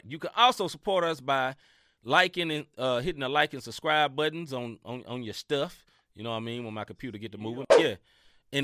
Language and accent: English; Memphis, Tennessee, United States; I'm from Memphis, Tennessee. You know what I mean? And I love my city, Memphis, Tennessee